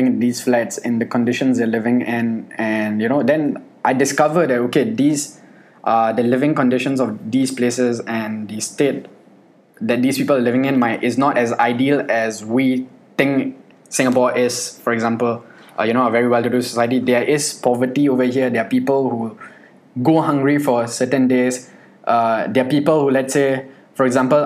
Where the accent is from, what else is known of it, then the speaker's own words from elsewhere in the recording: Pakistan; I'm Pakistani